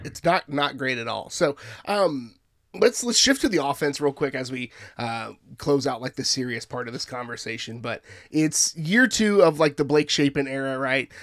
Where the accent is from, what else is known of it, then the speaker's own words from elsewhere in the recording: San Antonio, Texas, United States; I grew up in San Antonio